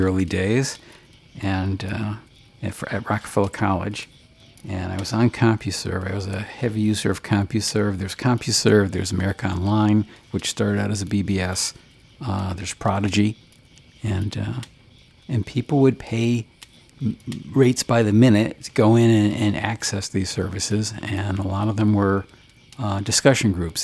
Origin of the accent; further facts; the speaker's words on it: Bristol, Connecticut, United States; there were two clock factories in my hometown, oh my which is also the home of the uh, clock museum. And uh, yeah, the, some of that, that occurred there, and there's a, a couple Superfund sites around Bristol